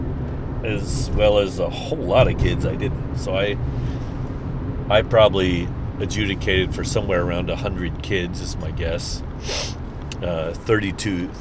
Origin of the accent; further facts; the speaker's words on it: St. Charles, Missouri, United States; I'm from the St. Louis area. I'm from St. Charles, which is just across the river from St. Louis County